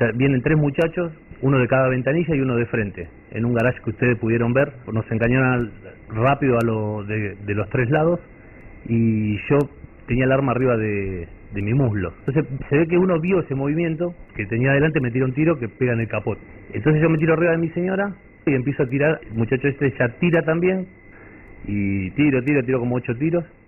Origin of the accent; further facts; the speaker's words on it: Aldo Bonzi, Buenos Aires Province, Argentina; barrio donde él vive y donde yo nací